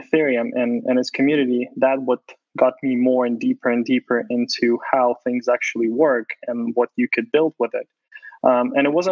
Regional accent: Ukraine; moved away; I was born in Ukraine

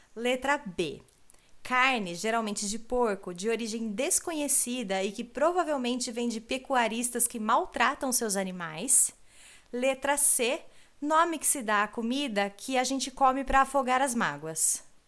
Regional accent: Brazil; first language Portuguese; moved away as an adult; now in Germany; nós brasileiros

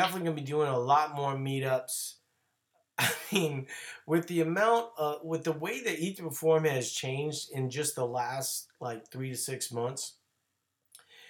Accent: New Orleans, Louisiana, United States; born or raised there; moved away

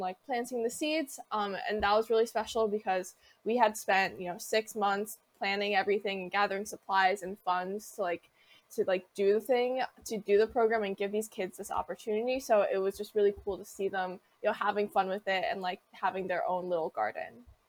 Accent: Wilmington, Delaware, United States; Wilmington, Delaware, which is my hometown

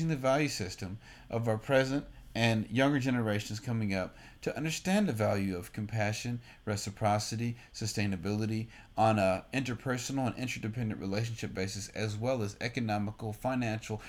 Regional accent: Austin, Texas, United States; my hometown, Austin, motherfucking Texas

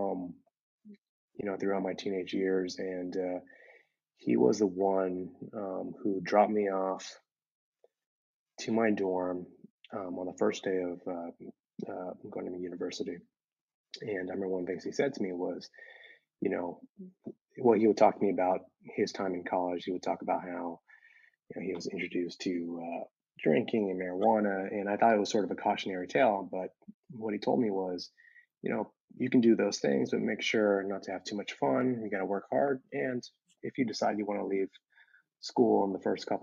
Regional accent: Bay Area, California, United States; I'm second generation, grew up in the Bay Area in a town that had a lot of Asian Americans around me

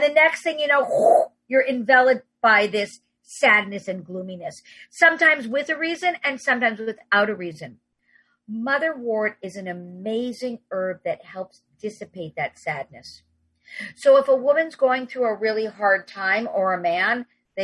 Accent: New York City, New York, United States; I'm a New Yorker

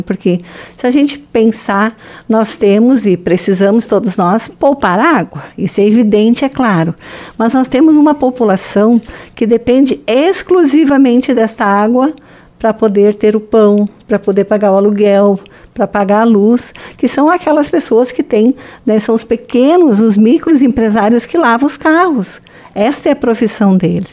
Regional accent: Marmeleiro, Paraná, Brazil; moved away; para quem é de Marmeleiro, de onde eu vim, para quem conhece a nossa região e nos tempos que eu fui uh, criança, enfim, morei lá

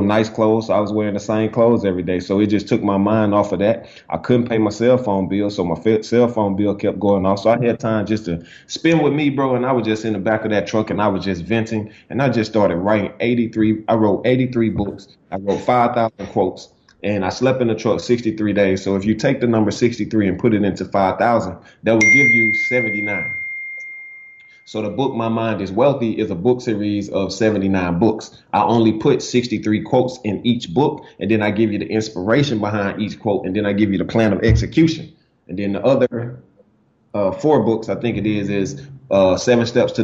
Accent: Alexander City, Alabama, United States; originally I am from Alexander City, Alabama

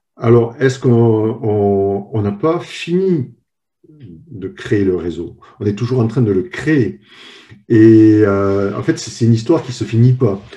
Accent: France; moved away as an adult; now in United States; je, suis le troisième et pour le moment unique personne française travaillant à Nicomatique

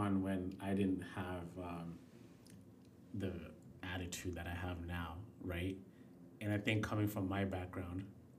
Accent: Kenya; I come from Kenya. I've seen what the worst of the worst could be.

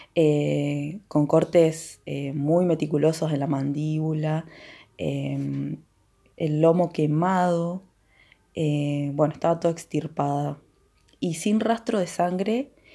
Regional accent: Villa El Chocón, Neuquén, Argentina; el lugar donde yo nací y viví durante toda mi vida, eh, que es Villa El Chocón

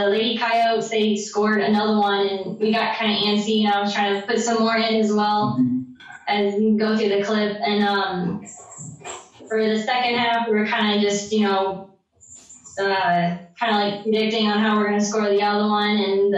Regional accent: San Antonio, Texas, United States; I grew up here in San Antonio

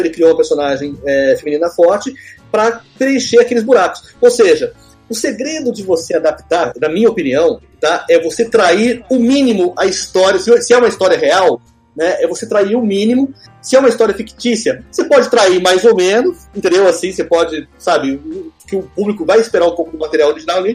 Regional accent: São José dos Campos, São Paulo, Brazil; also born or lived in Taubaté / Rio de Janeiro (Barra); now in Rio de Janeiro, Brazil; eu sou nasci em Taubaté, então, assim, eu cresci em São José dos Campos, né, que é outro do interior

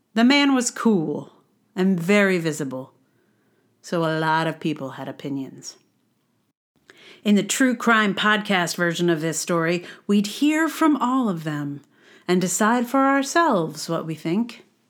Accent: Charlottesville, Virginia, United States; now in New York City, United States; I am from Charlottesville.

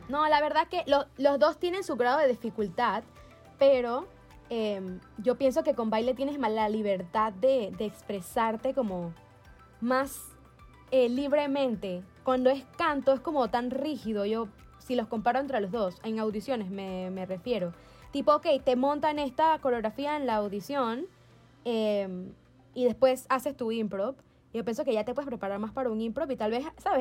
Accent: Panama; moved away; yo vengo de Panamá donde tú entras y conoces dije, a todo el mundo

